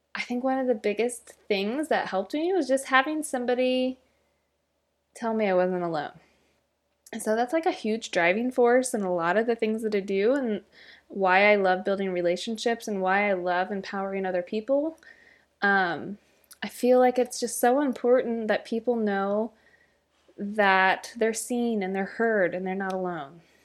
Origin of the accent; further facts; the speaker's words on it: Midwest, United States; I'm from the Midwest